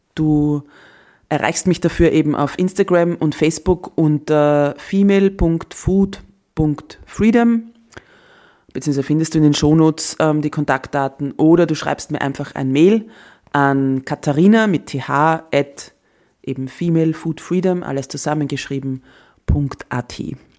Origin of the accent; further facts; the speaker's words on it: Austria; als Österreicherin